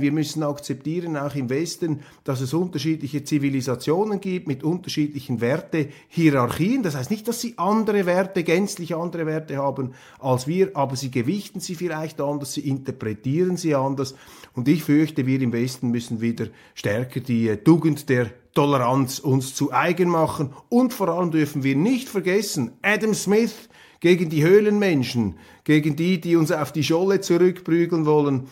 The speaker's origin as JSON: {"language": "German", "country": "Switzerland", "said": "ich bin Schweizer und ich bin Bürger"}